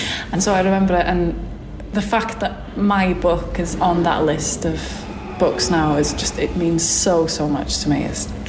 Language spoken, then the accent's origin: English; Wales, United Kingdom; first language Welsh; English is a second language; because my first language is Welsh, and people are always kind of saying that Welsh is a dying language and that kind of thing.